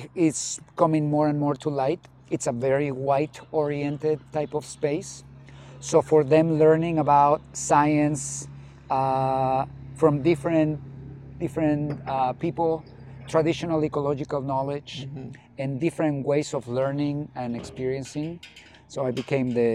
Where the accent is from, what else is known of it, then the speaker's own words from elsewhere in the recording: Zacatecas, Mexico; moved away as an adult; also born or lived in Mexico City; now in Tucson, United States; I had the pleasure to grow up in Zacatecas, in central Mexico